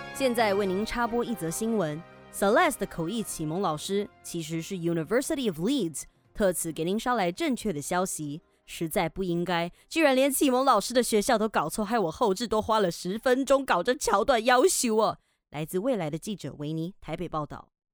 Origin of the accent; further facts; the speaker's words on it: Taiwan; accent: Taiwanese Mandarin; also born or lived in Richmond, British Columbia, Canada; 我今天怎么那么台湾国语